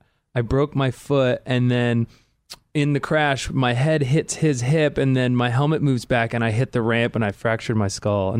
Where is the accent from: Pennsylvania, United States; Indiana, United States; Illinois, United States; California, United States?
California, United States; San Diego; also born or lived in Carlsbad; I'm from like San Diego area. Like what part of San Diego? Carmel Valley.